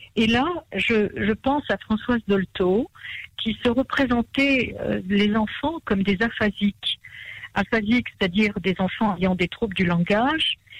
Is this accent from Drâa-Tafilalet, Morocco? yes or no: no; Marrakesh, Marrakesh-Safi, Morocco; je suis née à Marrakech.